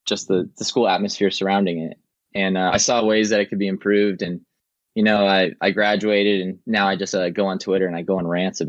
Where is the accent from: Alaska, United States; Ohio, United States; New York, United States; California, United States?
California, United States; now in Sacramento, United States; I came from Southern California. Sacramento was never on my radar.